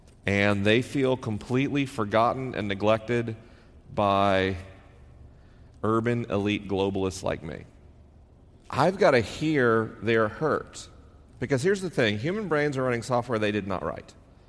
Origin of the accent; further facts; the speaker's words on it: Southern United States, United States; accent: Southern; I spent 10 years as a kid trying to erase my Southern accent because I wanted people to believe I was intelligent. Because to me, the South represented ignorance and racism.